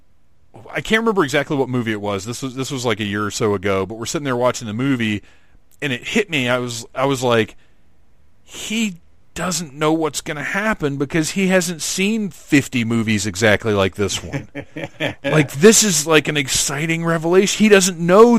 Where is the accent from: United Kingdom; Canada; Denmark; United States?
United States; Atlanta, Georgia; So here in Atlanta, Doctor Who aired Saturday nights at 11 or 11:30 on PBS